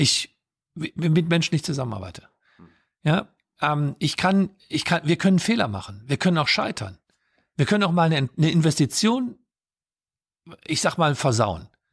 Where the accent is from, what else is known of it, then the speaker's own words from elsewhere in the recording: Solingen, North Rhine-Westphalia, Germany; ich bin in Solingen aufgewachsen